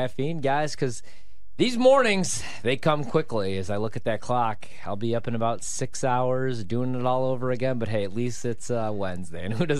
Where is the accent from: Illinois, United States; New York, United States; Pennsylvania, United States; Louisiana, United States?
Illinois, United States; Chicago; born or raised there